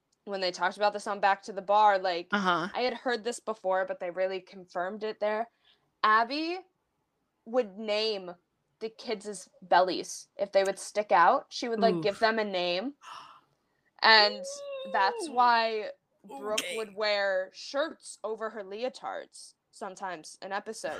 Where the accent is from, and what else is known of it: upstate New York, United States; accent: upstate New York